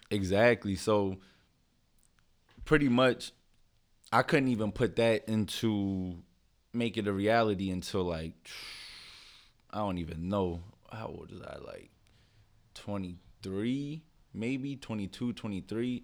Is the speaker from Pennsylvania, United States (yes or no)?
yes; Philadelphia, Pennsylvania, United States; I'm from Philly. Grew up right here